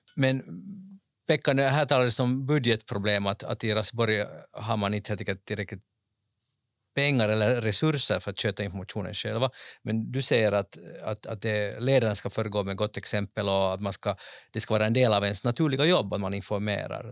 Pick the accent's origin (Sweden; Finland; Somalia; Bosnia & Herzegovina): Finland; som finländare